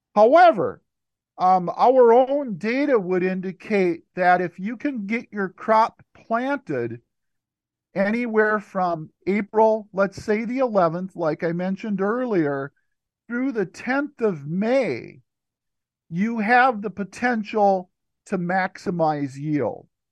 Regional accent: Stearns County, Minnesota, United States; I'm a Minnesota native. I grew up in Stearns County, Minnesota

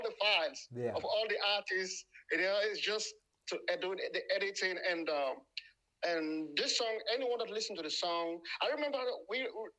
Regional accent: Sierra Leone; moved away as an adult; now in France; I'm from Sierra Leone, origin of Sierra Leone. I was born there, grew up there, and I live here. And, I left home like 24 years ago. Presently living in France.

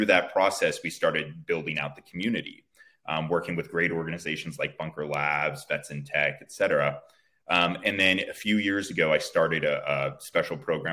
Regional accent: Bay Area, California, United States; I was born and raised out here in the Bay Area.

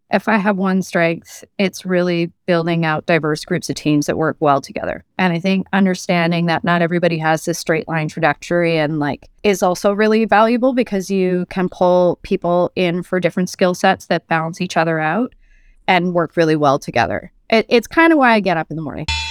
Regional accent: Vancouver, British Columbia, Canada; moved away as an adult; also born or lived in United Kingdom / France; I'm Canadian born and raised in Vancouver, although I lived abroad for, for years.

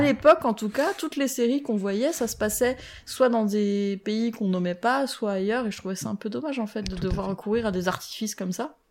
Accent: France; on est français

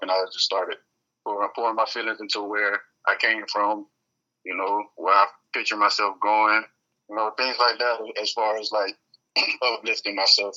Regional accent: Fort Lauderdale, Florida, United States; moved away as an adult; also born or lived in Sunrise, Florida; now in Orlando, United States; I'm from Lauderdale, Florida, specifically Lauderdale, Sunrise area

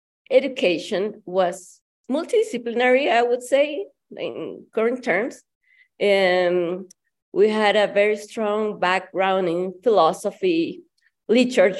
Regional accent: Guayaquil, Guayas, Ecuador; moved away as an adult; also born or lived in Russia; now in Mexico; I am originally from Ecuador, from Guayaquil in particular, from the coast.

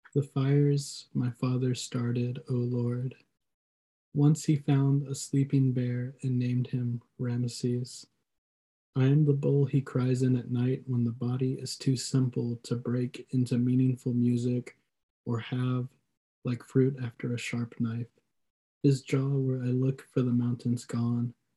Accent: Columbus, Mississippi, United States; my hometown in Columbus

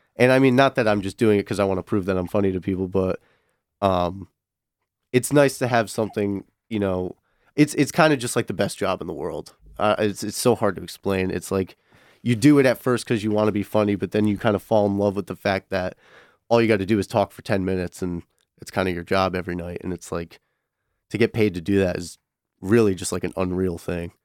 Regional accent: Connecticut, United States; now in Michigan, United States; I'm originally from Connecticut

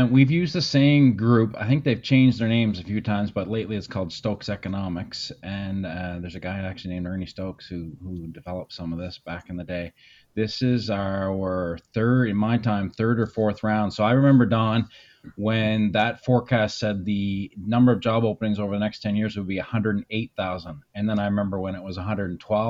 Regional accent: Saint John, New Brunswick, Canada; also born or lived in Inuvik, Northwest Territories; I grew up in St. John for the most part.

